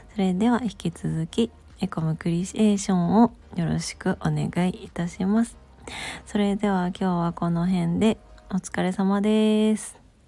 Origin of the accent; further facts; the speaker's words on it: Gifu, Japan; moved away; also born or lived in Komono, Mie; 私は実家の岐阜県に帰省していま